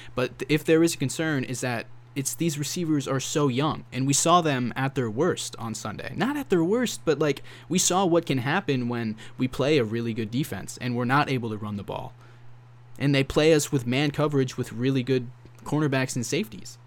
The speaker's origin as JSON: {"language": "English", "region": "Florida", "country": "United States", "said": "I'm from Florida. I know how hot it is"}